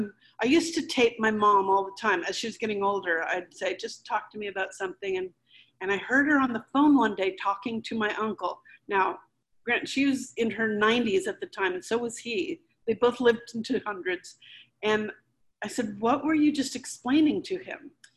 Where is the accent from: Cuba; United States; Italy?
Cuba; Havana; but I was born in Havana and we grew up there until we had to leave in early 1961, Valentine's Day.